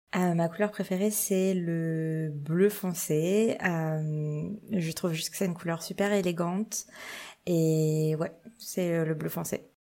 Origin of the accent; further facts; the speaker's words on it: Châlons-en-Champagne, Grand Est, France; moved away as an adult; also born or lived in Nancy, France / Paris, France; now in Toronto, Canada; j'ai grandi à Reims, enfin à côté de Reims, dans une ville qui s'appelle Châlons-en-Champagne